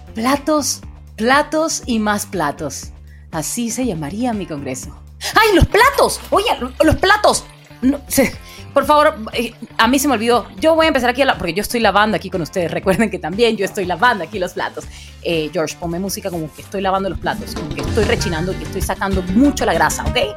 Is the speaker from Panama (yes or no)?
yes; Panama; soy bien panameña